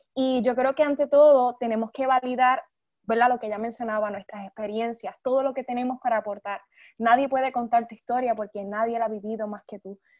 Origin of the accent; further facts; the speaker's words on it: Puerto Rico; soy de Puerto Rico